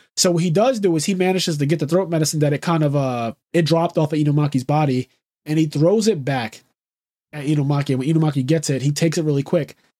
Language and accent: English; United States; first language English; being an American, being an English speaker is my first language and really the only language that I speak